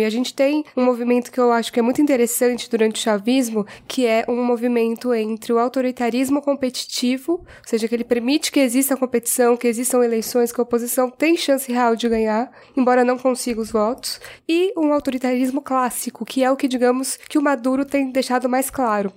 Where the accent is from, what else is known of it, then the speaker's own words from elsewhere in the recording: Brazil; enquanto brasileira